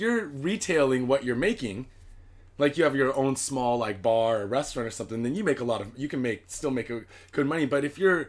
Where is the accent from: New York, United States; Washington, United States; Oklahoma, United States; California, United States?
Washington, United States; Seattle; moved away as an adult; now in Japan; I'm from Seattle, Washington